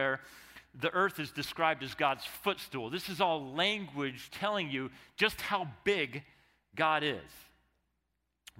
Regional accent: Arizona, United States; one of the things I love about growing up in Arizona

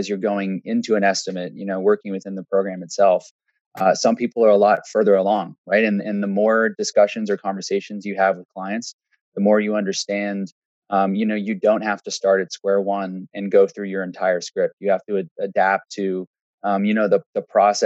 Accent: Waterloo, Ontario, Canada; I grew up in Waterloo.

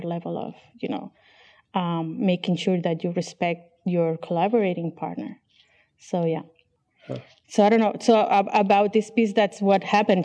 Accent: Barcelona, Catalonia, Spain; first language Catalan and Spanish; English is a second language; moved away as an adult; also born or lived in Chicago; now in Barcelona, Spain

